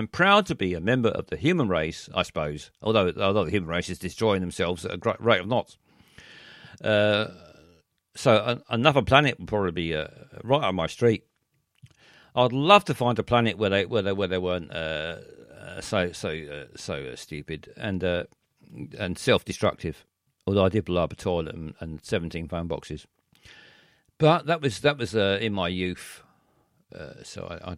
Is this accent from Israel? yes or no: no; London, United Kingdom; I was born here. I was born in South London